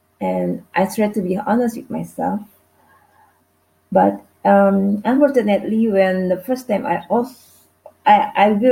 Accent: Indonesia; from Indonesia.

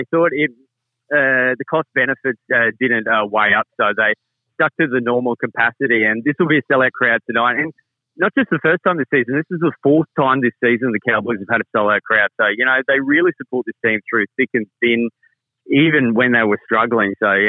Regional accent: North Queensland, Australia; moved away; I've been up here all week, and I grew up in North Queensland. My parents still live here in Townsville

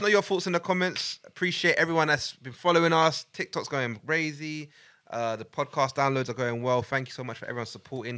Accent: Buganda, Central Region, Uganda; I'm a Muganda from Uganda of Buganda

